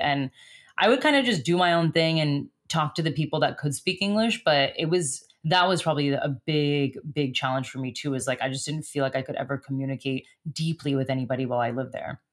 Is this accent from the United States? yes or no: yes; United States; moved away as an adult; also born or lived in Stralsund, Germany; as an American.